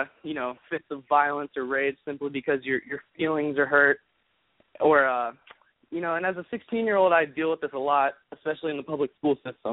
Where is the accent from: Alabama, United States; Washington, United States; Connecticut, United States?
Alabama, United States; Birmingham; I'm a 16-year-old from Birmingham, Alabama.